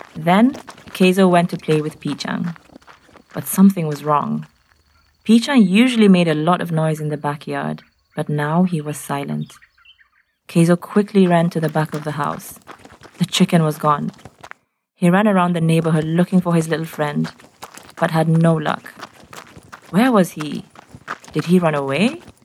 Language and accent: English; Nairobi, Kenya; I'm from Nairobi in Kenya